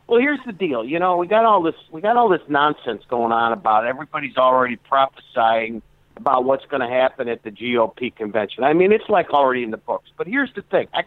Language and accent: English; Chicago, Illinois, United States; people don't understand me I'm from Chicago. I talk with these and them and those.